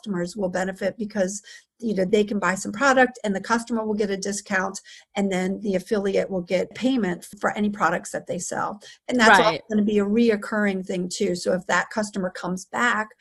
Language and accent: English; Maryland, United States; Born and raised in Maryland. I've lived here my entire life.